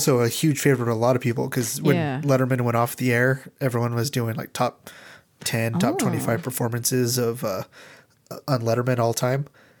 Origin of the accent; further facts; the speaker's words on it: Nebraska, United States; I'm a mom from Nebraska.